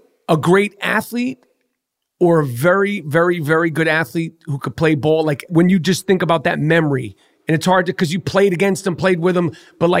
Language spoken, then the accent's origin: English; New York City, New York, United States; I'm from New York City.